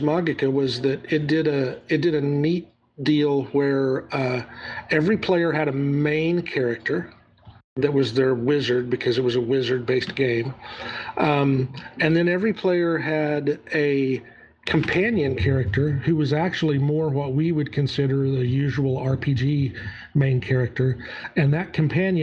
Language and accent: English; Southern United States, United States; accent: Southern